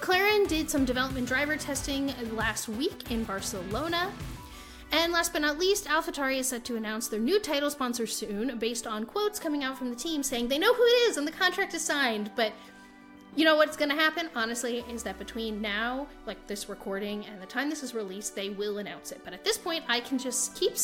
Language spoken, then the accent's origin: English; United States; accent: American; my American accent